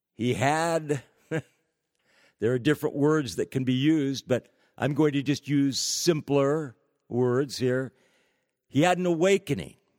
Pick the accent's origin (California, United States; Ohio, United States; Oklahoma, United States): California, United States; California, my home state.